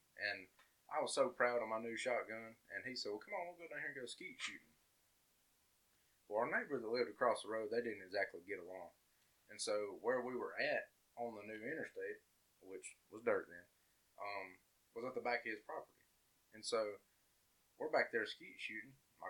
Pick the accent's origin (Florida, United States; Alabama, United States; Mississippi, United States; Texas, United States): Alabama, United States; And I guess growing up in Walker County, like, we do stuff a lot different here